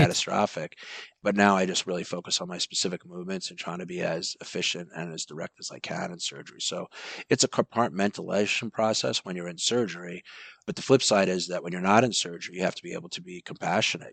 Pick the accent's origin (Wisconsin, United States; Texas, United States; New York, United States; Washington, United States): New York, United States; Massapequa; now in Los Angeles, United States; I grew up in Massapequa, Long Island.